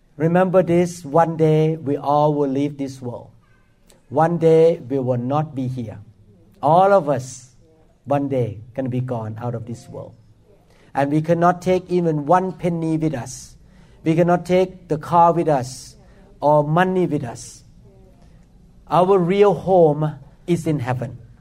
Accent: Thailand; now in Seattle, United States; I grew up in Thailand

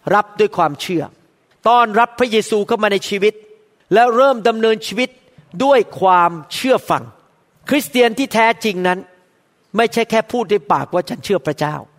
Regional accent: Thailand; accent: Thai; moved away as an adult; now in United States; ผมเป็นหมอคนไทย

